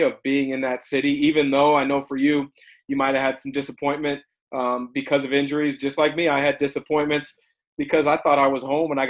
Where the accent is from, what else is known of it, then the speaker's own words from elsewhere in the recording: Portland, Oregon, United States; And I grew up in the Portland area.